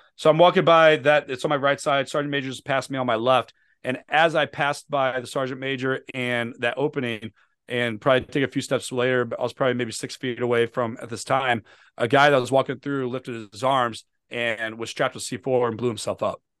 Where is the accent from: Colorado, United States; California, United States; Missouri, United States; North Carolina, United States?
Missouri, United States; St. Louis; moved away as an adult; now in Virginia, United States; I live in, in Virginia, but I'm from Saint Louis, Missouri